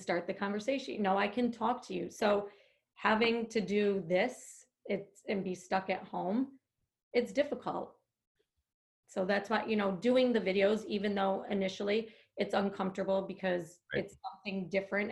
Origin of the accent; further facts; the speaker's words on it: upstate New York, United States; moved away as an adult; now in New Jersey, United States; I'm from upstate New York and I don't have family here. You know, I don't have friends here that I went to high school with or grade school with.